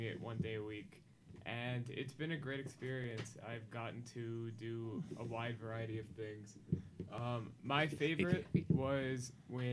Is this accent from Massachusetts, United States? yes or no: no; Tenafly, New Jersey, United States; I'm from Tenafly, New Jersey